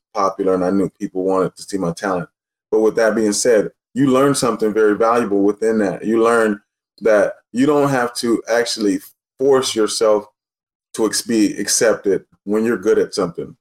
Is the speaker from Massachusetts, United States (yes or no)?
no; Los Angeles, California, United States; also born or lived in Texas; I'm from L.A.